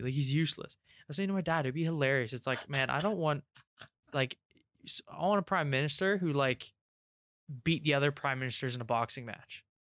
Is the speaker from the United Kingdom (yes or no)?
yes; England, United Kingdom; I'm English